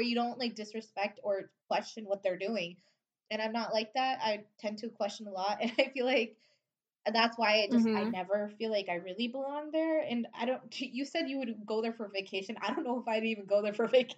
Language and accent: English; United States; growing up in America, I always felt like an outsider here because I wasn't American enough